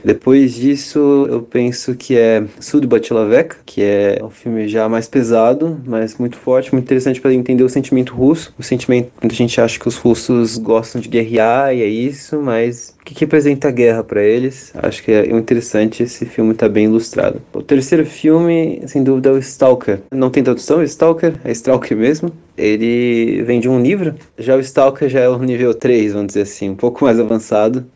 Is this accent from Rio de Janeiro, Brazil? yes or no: no; Santo André, São Paulo, Brazil; moved away as an adult; now in Kazan, Russia; sou de São Paulo, mas precisamente de Santo André, do Paulista